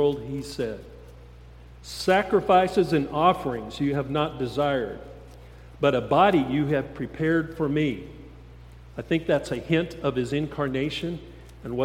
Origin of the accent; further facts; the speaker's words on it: Steamboat Springs, Colorado, United States; I grew up in Steamboat Springs a long time ago